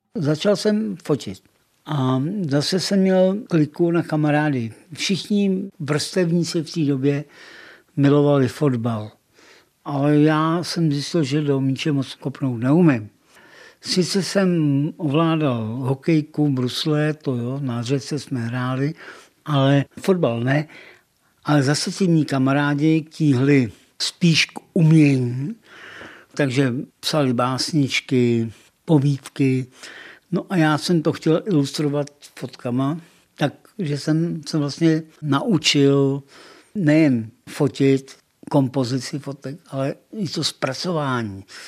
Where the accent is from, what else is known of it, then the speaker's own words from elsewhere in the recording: České Budějovice, South Bohemian Region, Czechia; Narodil jsem se přímo u Malše, doma, v Havlíčkový